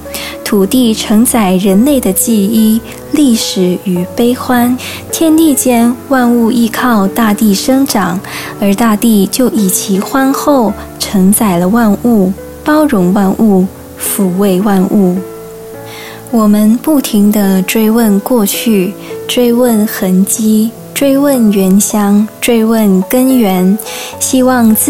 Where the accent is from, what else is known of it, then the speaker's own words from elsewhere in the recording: Hong Kong; moved away as an adult; now in Taiwan; 香港是我的家乡